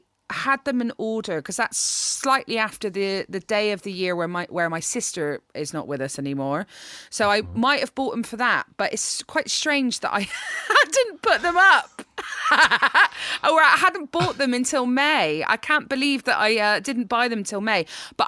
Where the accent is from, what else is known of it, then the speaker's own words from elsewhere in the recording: Bristol, South West England, United Kingdom; moved away as an adult; But yeah, I haven't really lived in Bristol since I was 18 years old.